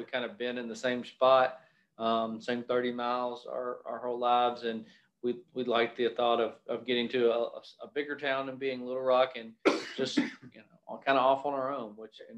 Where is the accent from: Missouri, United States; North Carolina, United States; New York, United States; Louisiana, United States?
Louisiana, United States; Monroe; moved away as an adult; also born or lived in Ruston, Louisiana; now in Arkansas, United States; I'm originally from North Louisiana, Monroe and Ruston area, and I ended up in Ruston to go to Louisiana Tech University